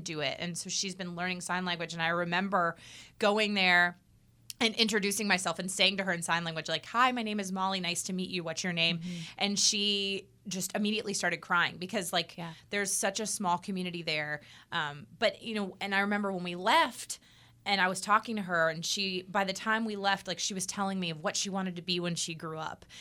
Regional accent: United States; I'm American. I'm a red blooded American.

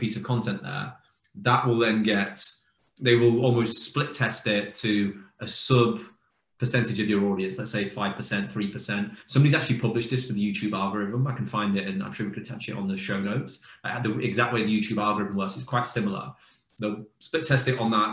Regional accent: United Kingdom; as a Brit

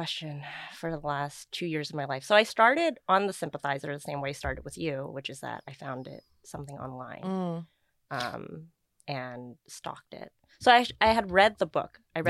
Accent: Vietnam; born there; moved away; So I was born in Vietnam. I have my FOB mark. I'm a refugee.

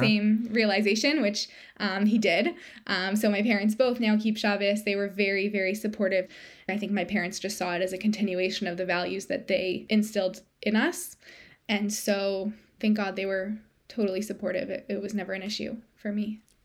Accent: Toronto, Ontario, Canada; moved away as an adult; now in Hamilton, Canada; we're both from Toronto, but we moved to Hamilton, which is a smaller city about an hour outside of Toronto

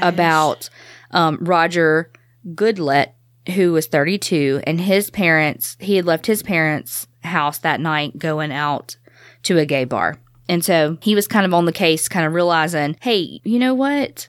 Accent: the South, United States; We're from the South

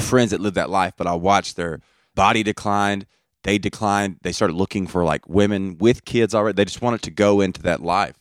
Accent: Brookwood, Alabama, United States; I am from Brookwood, Alabama.

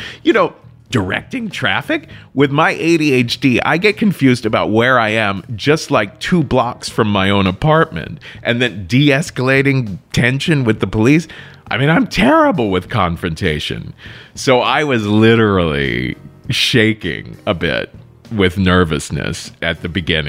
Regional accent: Cincinnati, Ohio, United States; my hometown, Cincinnati

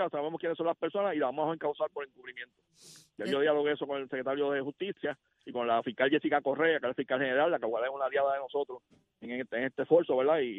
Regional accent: Puerto Rico; Eso lo celebramos como puertorriqueños.

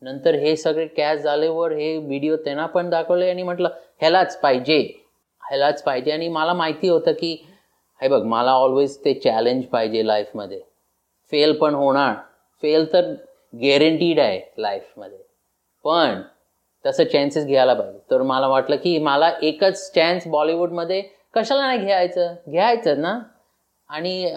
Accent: Maharashtra, India; मी महाराष्ट्रीयन आहे आणि ते माझं मराठी कल्चर कमी आहे यु नो पण ते आहे ते मला घरीच दाखवायला येतं आणि एकदम स्ट्रॉंग आहे तो आयडेंटिटी

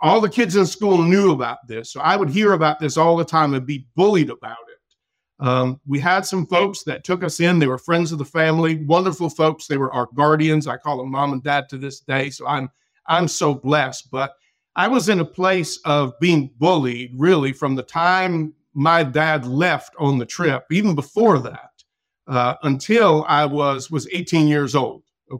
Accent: Massachusetts, United States; born there; Okay, a little bit about my background. Of course, I was born in Massachusetts

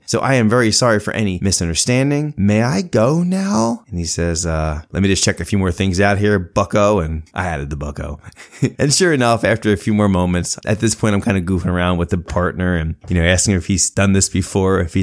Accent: Philadelphia suburbs, Pennsylvania, United States; growing up in the Philadelphia area, the Philadelphia suburbs

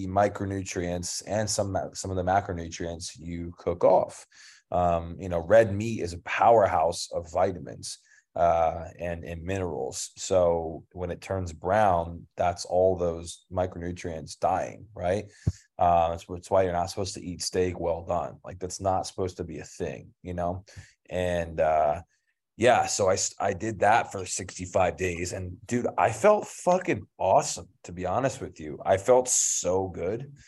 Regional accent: King of Prussia, Pennsylvania, United States; moved away as an adult; also born or lived in Philadelphia; now in Bali, Indonesia; King of Prussia is where I'm from

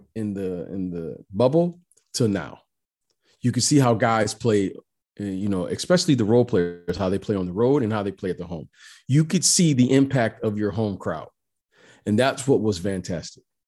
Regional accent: Detroit, Michigan, United States; I grew up in Detroit, Michigan

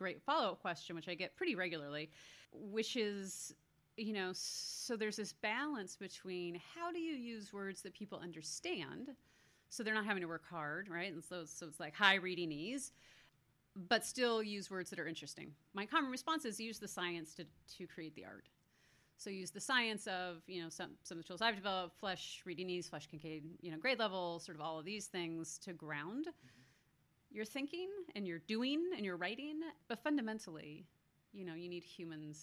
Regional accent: Canada; I was born in Canada

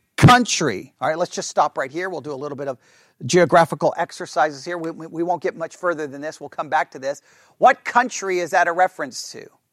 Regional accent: Texas, United States; I'm being from Texas

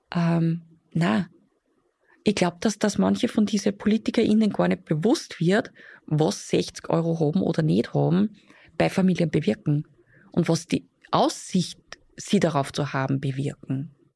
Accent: Upper Austria, Austria; bei uns in Oberösterreich

